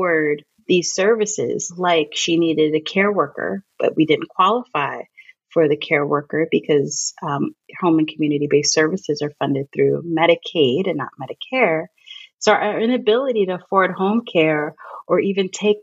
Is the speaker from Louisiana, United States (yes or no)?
no; New York, United States; moved away; I'm from New York.